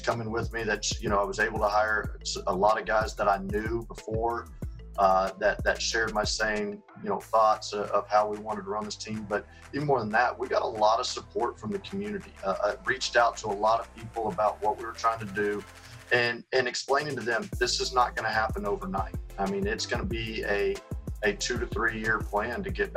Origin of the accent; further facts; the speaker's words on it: San Antonio, Texas, United States; now in Mesquite, United States; growing up in San Antonio